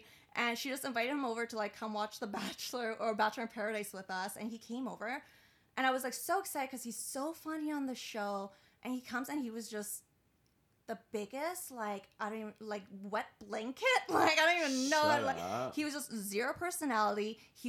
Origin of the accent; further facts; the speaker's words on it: Iran; I've got like a real foreign family. Like I immigrated from Iran, so like just growing up, like I don't think I was even allowed to date.